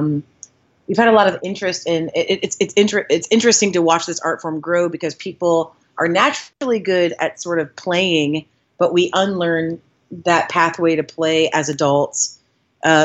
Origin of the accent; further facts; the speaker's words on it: Columbus, Ohio, United States; moved away as an adult; also born or lived in Chicago; now in Columbus, United States; I'm from Columbus, Ohio. I grew up here and moved away in the late 90s